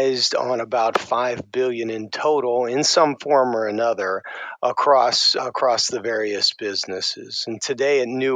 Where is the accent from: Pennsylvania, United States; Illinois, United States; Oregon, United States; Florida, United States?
Pennsylvania, United States; Pittsburgh; I'm originally from Pittsburgh, PA. I grew up there